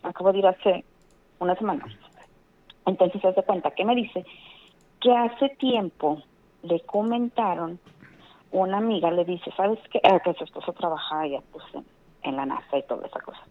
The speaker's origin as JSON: {"language": "Spanish", "town": "Guadalupe", "region": "Nuevo León", "country": "Mexico", "said": "De Guadalupe"}